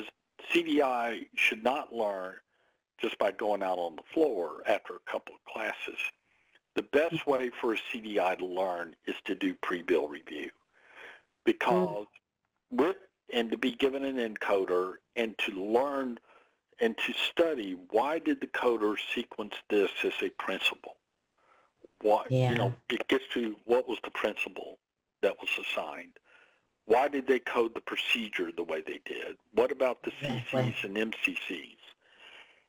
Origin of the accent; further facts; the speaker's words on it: the South, United States; I'm from the South. We say here in the South, I'm fixing to go somewhere